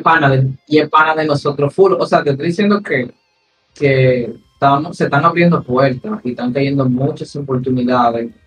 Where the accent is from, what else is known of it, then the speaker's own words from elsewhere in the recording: Dominican Republic; yo soy de San Carlos, eh, de Mandinga